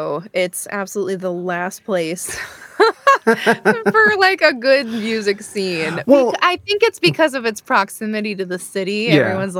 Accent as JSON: {"language": "English", "town": "Binghamton", "region": "New York", "country": "United States", "tie": "born or raised there", "moved": "yes", "lives_now": "Westchester, United States", "said": "I grew up in Binghamton, which is actual upstate."}